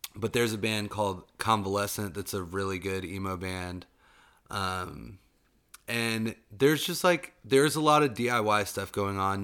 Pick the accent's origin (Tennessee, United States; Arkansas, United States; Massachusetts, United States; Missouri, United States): Tennessee, United States; now in Asheville, United States; I'm from Tennessee